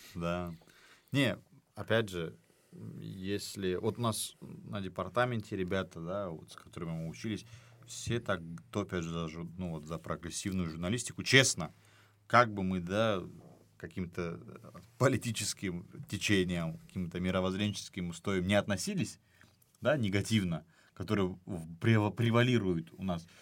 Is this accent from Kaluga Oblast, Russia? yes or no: no; Dagestan, Russia; я дагестанец